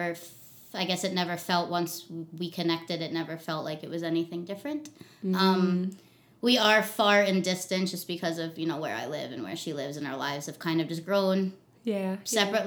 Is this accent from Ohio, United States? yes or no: no; Long Island, New York, United States; moved away as an adult; now in Hawaii, United States; I was born in New York, originally from Long Island, New York. But I've been in Hawaii August 15th, I actually believe it was 10 years since I moved here. So this is definitely my home, but I'm definitely New York bred